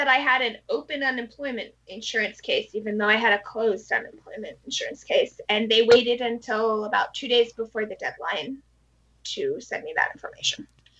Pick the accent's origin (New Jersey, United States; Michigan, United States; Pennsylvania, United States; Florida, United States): New Jersey, United States; born there; now in Hawaii, United States; But I was born in New Jersey, to go ahead and confess.